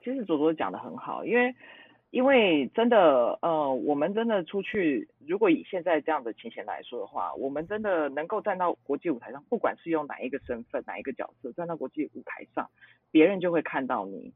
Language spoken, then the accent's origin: Chinese; Taiwan